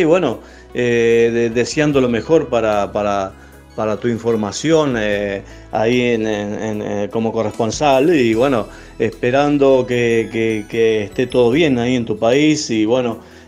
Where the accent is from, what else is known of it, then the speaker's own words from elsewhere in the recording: Soriano, Uruguay; el departamento soriano que me otorga eh, mi ciudad natal